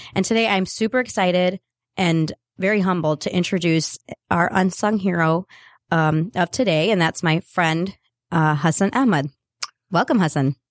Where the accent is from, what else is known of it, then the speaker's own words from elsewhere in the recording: North Carolina, United States; moved away; I am originally from North Carolina